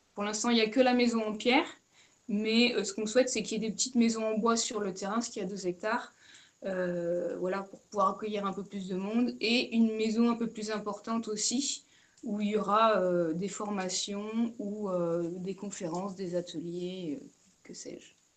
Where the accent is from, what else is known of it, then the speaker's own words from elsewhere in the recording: Charente-Maritime, Nouvelle-Aquitaine, France; also born or lived in Brittany; now in Paulmy, France; je suis originaire de Charente-Maritime